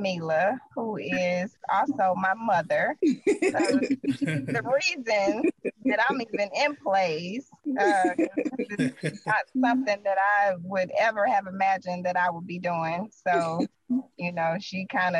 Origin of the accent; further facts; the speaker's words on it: St. Louis, Missouri, United States; now in Georgia, United States; I am originally from St. Louis, Missouri, although I've been in Georgia for over 20 years